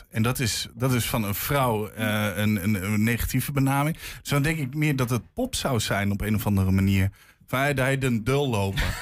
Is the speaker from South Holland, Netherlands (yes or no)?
no; Overijssel, Netherlands; Ja, ik kom uit Twente, maar ik spreek Nederlands. En heb mijn dialect afgezworen.